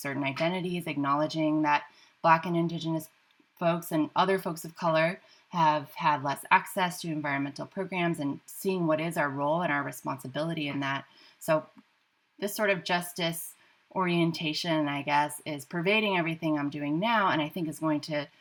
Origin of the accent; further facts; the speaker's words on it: United States; my identity as an American